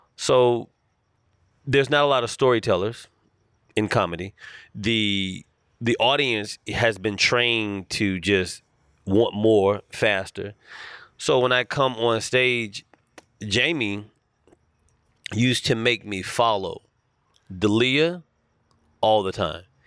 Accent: Charlotte, North Carolina, United States; accent: thick Southern drawl; moved away as an adult; now in Los Angeles, United States; I was born and raised in Charlotte, North Carolina

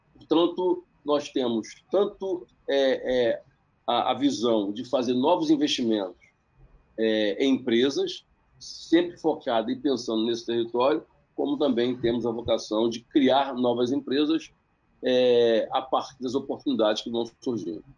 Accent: Baixada Fluminense, Rio de Janeiro, Brazil; Eu sou da Baixada Fluminense, eu sou, do, eu sou do Rio de Janeiro

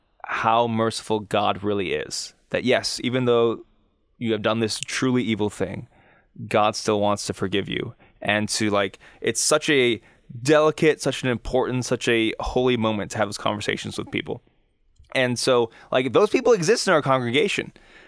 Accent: United States

